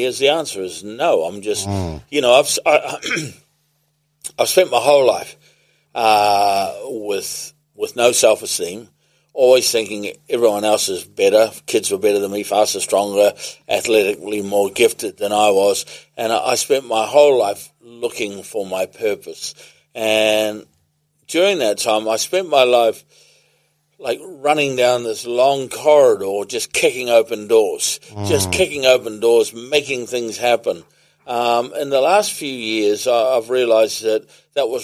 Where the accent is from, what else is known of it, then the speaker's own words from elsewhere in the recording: Whenuapai, Auckland, New Zealand; I grew up in Whenuapai Village.